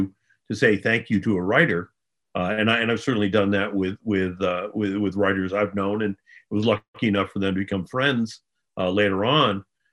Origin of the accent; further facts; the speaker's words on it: Vermont, United States; well, I grew up in Vermont, so we had three TV channels, most of which went off the air at 11 in the evening